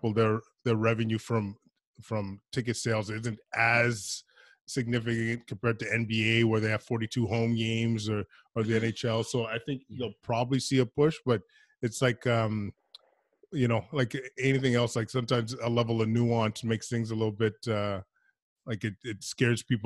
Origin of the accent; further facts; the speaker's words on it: Edmonton, Alberta, Canada; I'm from Edmonton